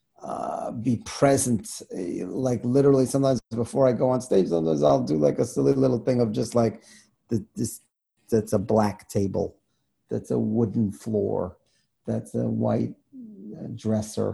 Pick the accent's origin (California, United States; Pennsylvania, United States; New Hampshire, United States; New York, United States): New York, United States; New York City; I grew up in Queens